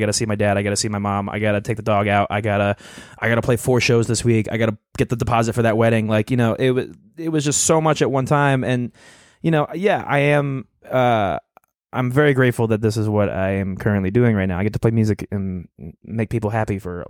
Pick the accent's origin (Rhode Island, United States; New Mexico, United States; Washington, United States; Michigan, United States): Rhode Island, United States; Cranston; Listen, I grew up in the Italian section of Cranston.